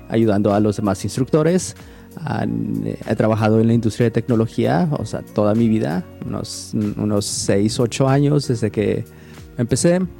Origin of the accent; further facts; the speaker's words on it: Mexico; also born or lived in United States; now in Portland, United States; soy mexicano. Ah, he crecido entre México y Estados Unidos. Ahorita me encuentro viviendo en Portland, Oregon